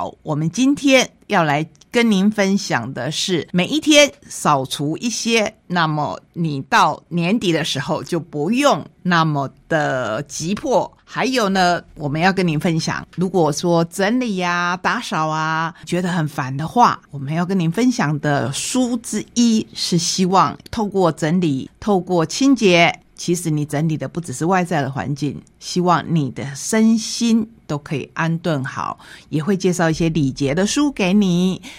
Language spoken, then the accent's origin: Chinese; Taitung County, Taiwan; 这一本绘本也是我们台东人的作品，